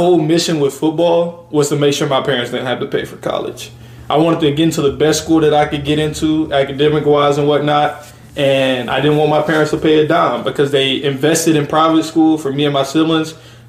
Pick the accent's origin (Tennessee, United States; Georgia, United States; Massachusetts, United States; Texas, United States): Tennessee, United States; Memphis; moved away as an adult; I grew up pretty comfortable in Memphis